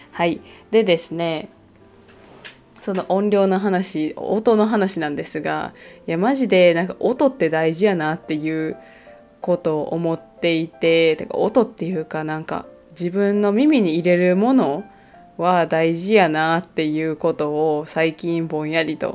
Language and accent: Japanese; Kansai, Japan; 私関西出身なのであの関西弁で書かれている本とかをあの関西人じゃない人が読んでいるなってすぐ分かるんですよね